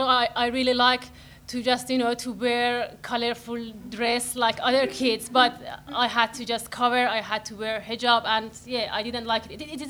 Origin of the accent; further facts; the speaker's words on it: Iran; I grew up in Iran.